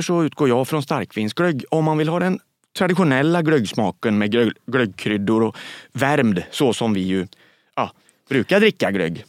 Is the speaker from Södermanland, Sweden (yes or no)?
no; Västergötland, Västra Götaland, Sweden; som jag säger som är västgöte.